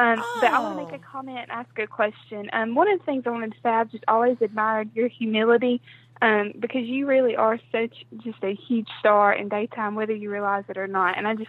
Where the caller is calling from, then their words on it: Alabama, United States; I'm from Alabama.